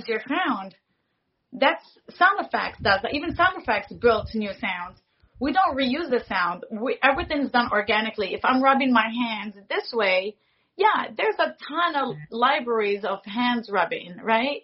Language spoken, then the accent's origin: English; Morocco; I'm from Morocco